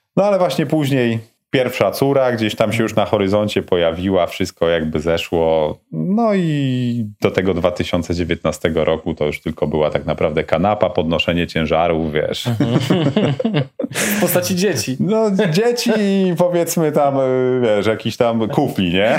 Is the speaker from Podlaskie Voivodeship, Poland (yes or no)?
no; Mieroszów, Lower Silesian Voivodeship, Poland; also born or lived in Wrocław; Wychowałem się w Mieroszowie, mhm. prawda? Urodziłem się we Wrocławiu, mhm. natomiast y, wychowałem się w Mieroszowie.